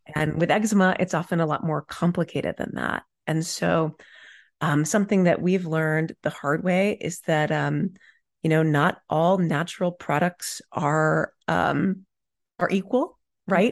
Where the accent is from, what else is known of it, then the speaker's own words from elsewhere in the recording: Dallas, Texas, United States; I grew up in Dallas, Texas in the nineties.